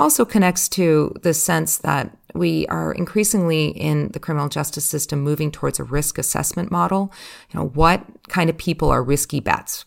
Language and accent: English; United States; moved away; as an American, even though I'm overseas